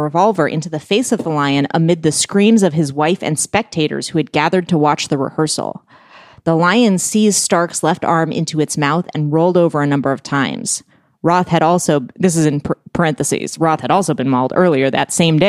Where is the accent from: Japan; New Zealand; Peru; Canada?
Canada; I'm from Canada. Was Canada more interesting back then?